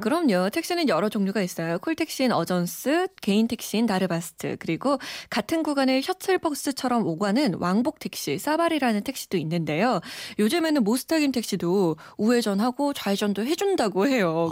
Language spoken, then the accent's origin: Korean; South Korea; 제가 한국인이라